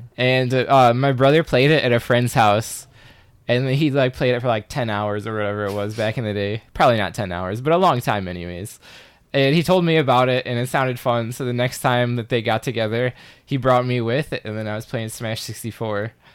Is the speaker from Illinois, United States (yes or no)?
yes; Chicago, Illinois, United States; I'm from Chicago